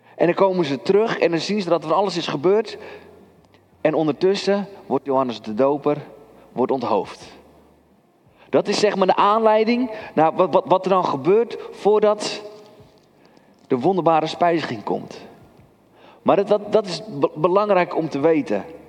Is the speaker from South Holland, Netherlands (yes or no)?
no; Kudelstaart, North Holland, Netherlands; Ik ben opgegroeid in Kudelstaart